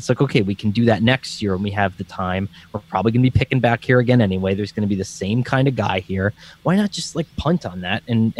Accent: Scranton, Pennsylvania, United States; accent: Scranton; I was warring against my own Scranton accent

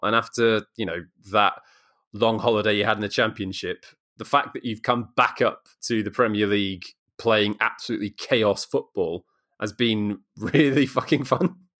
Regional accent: South Wales, United Kingdom; I'm actually from South Wales

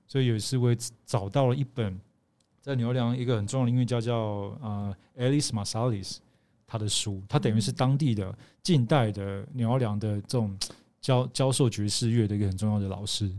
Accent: Kaohsiung, Taiwan; 因为我是高雄长大的，哦。对，所以我不是在高雄出生，嗯。可是我是在高雄长大的

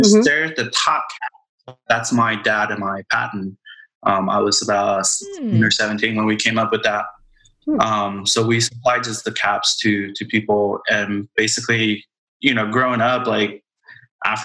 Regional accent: Taiwan; moved away; we grew up in Taiwan.

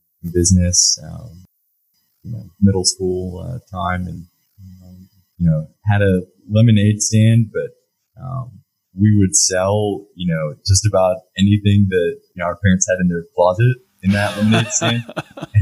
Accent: Lake Jackson, Texas, United States; also born or lived in Baton Rouge, Louisiana / Oklahoma; in fourth grade, we moved to Lake Jackson, Texas. And that's where I grew up and went to high school

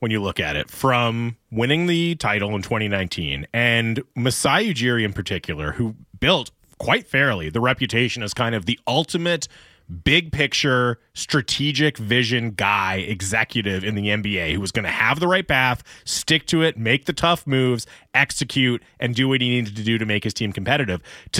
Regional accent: Montreal, Quebec, Canada; Because like, well, I'm from Montreal, like, of course I'm an expert in hockey.

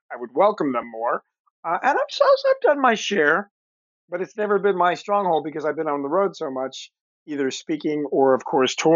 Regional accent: Los Angeles, California, United States; also born or lived in Woodland Hills / Canoga Park / Culver City; I am one of the few entertainment professionals born and raised in Los Angeles

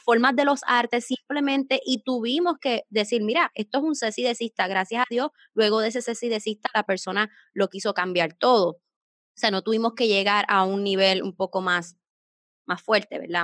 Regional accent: Puerto Rico; soy de Puerto Rico

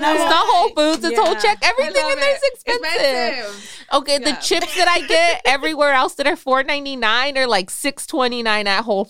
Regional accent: Michoacán, Mexico; I'm from Michoacan.

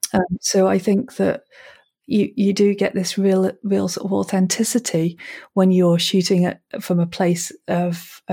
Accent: Manchester, North West England, United Kingdom; I grew up in Manchester in the city, basically, and it was quite it was a violent time in Manchester, I suppose, and it wasn't particularly pleasant, and I didn't really like the city.

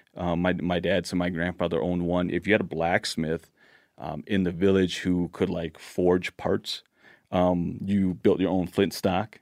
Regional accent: Laos; now in Blaine, United States; I was born in Laos

